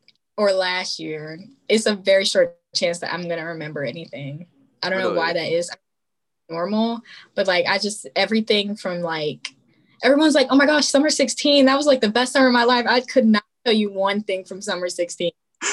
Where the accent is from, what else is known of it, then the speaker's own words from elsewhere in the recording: Maryland, United States; whenever I say I'm from Maryland, they're like, oh, Baltimore.